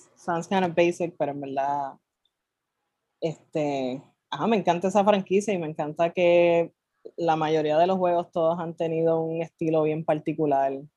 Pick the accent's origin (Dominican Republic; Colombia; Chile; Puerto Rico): Puerto Rico; Carolina; also born or lived in Santurce, San Juan; soy de Carolina, nacida en Santurce